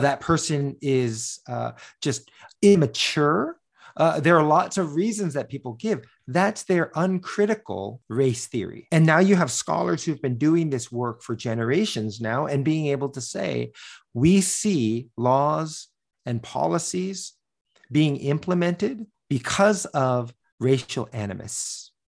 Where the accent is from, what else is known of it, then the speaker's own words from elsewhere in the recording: United States; I was born in the United States